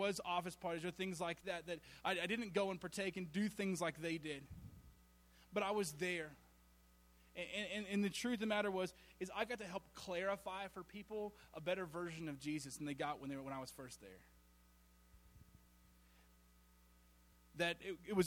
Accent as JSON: {"language": "English", "region": "Alabama", "country": "United States", "said": "I was from Alabama. And so I still am."}